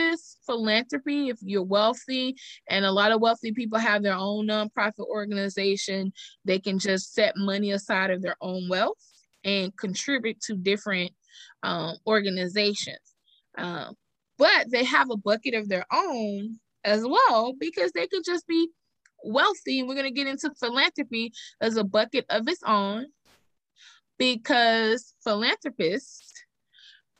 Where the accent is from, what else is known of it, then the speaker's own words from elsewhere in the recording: Texas, United States; I'm from Texas